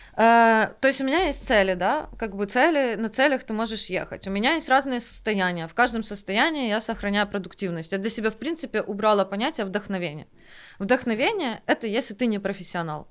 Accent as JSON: {"language": "Russian", "region": "Kyiv", "country": "Ukraine", "tie": "born or raised there", "said": "я выросла на Оболоне в основном"}